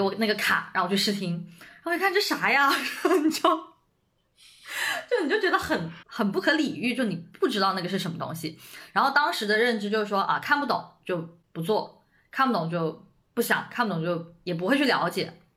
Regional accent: Shenzhen, Guangdong, China; moved away as an adult; now in Beijing, China; 我其实一直都在深圳嘛，我在深圳出生，长大嗯。读书，然后也没有接触过北京

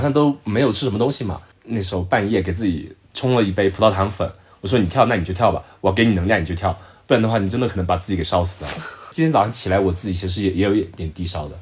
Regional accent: Zhejiang, China; 我说：“我浙江的。”

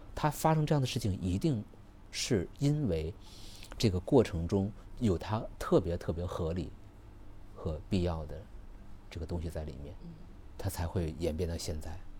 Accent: northern China, China; now in Guangzhou, China; 我本来是北方人

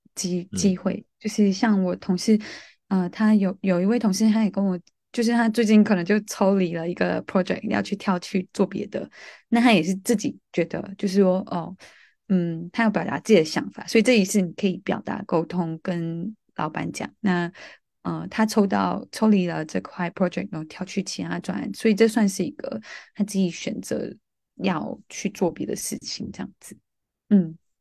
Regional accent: Malaysia; moved away as an adult; also born or lived in Taiwan; now in London, United Kingdom; 我是来自马来西亚的

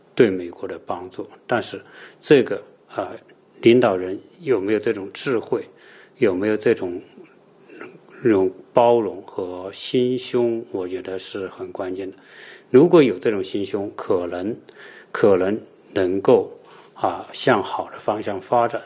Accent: China

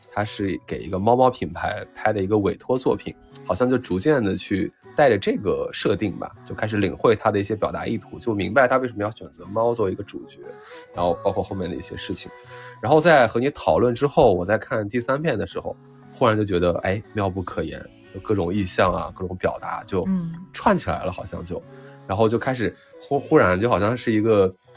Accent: Northwest China, China; 我小时候成长的环境是那个西北的工业小城市

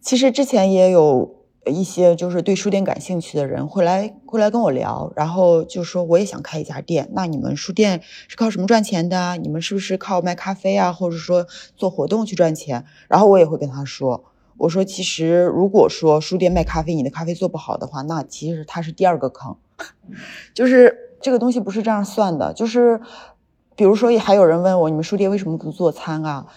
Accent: Yantai, Shandong, China; 我们是本地人，然后我们是要扎根在这个城市里边儿

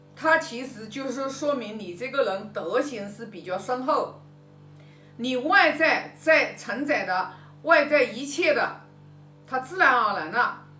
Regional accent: China; 我们中国人都知道的

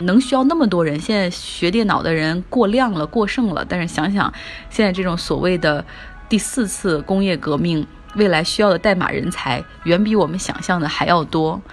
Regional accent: China; 我们中国人

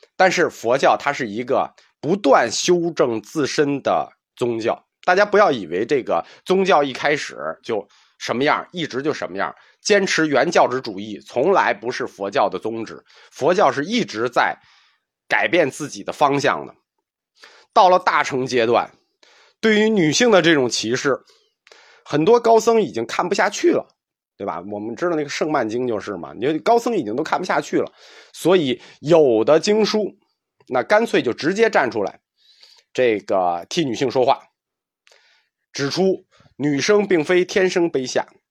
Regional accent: China; 我们中国人这个男女平等的观念很早就有了

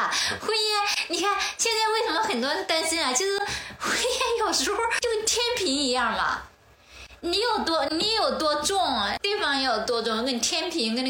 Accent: Xiangyang, Hubei, China; moved away as an adult; now in Beijing, China; 会想到我们老家那襄阳，我在那里生活了二十年。

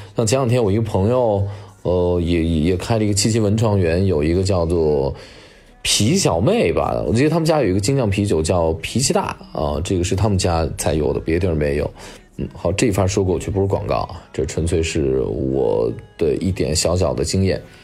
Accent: Xianyang, Shaanxi, China; 我老家在陕西的咸阳

